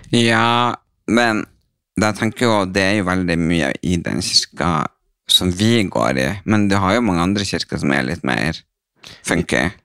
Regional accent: Brønnøysund, Nordland, Norway; jeg er fra Brønnøysund

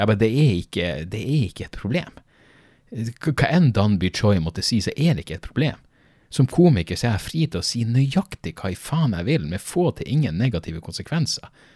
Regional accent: Norway; Jeg er norsk

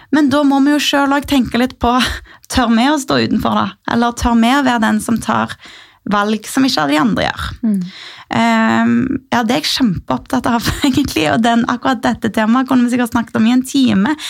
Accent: Sandnes, Rogaland, Norway; Min far er fra Oslo, men jeg er født og oppvokst i Rogaland, i Sandnes

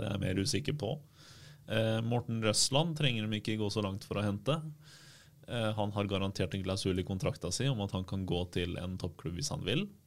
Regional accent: Bergen, Vestland, Norway; jeg er derfra, der jeg er fra

